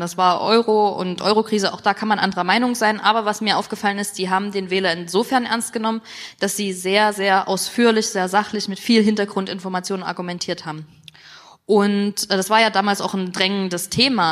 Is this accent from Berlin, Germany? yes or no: no; Dresden, Saxony, Germany; ich komme aus Dresden